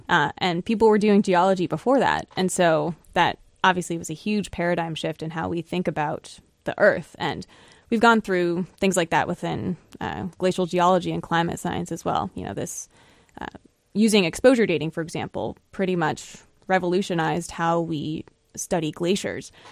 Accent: Florida, United States; born or raised there; moved away as an adult; also born or lived in Buffalo, New York; now in New Hampshire, United States

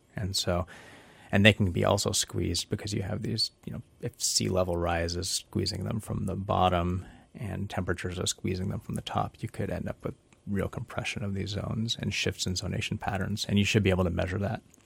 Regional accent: Petersburg, Alaska, United States; moved away as an adult; now in Southern California, United States; I grew up in Petersburg, living on, playing in and on and around the water for, you know, the first eighteen plus years of my life

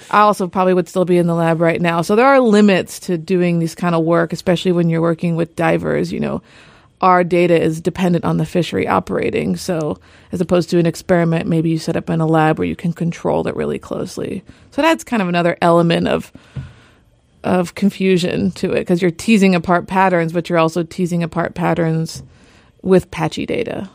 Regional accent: California, United States; moved away as an adult; now in Juneau, United States; I'm from California, and I moved up here

